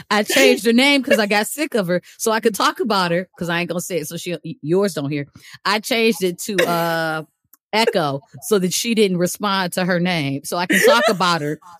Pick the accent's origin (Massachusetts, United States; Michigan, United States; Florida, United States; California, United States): Michigan, United States; Detroit; moved away as an adult; also born or lived in Germany; I'm originally from Metro Detroit. So, You know, I'm from Michigan. I love home